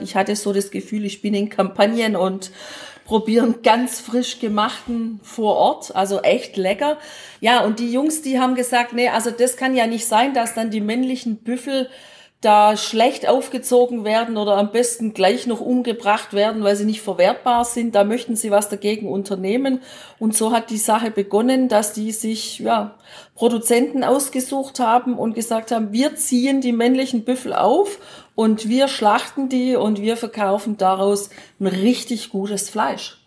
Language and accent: German; Baden-Württemberg, Germany; Als Schwäbin